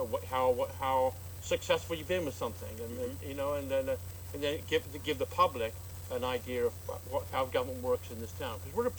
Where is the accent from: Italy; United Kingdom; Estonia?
United Kingdom; England; now in United States; I grew up in England, I grew up with trains.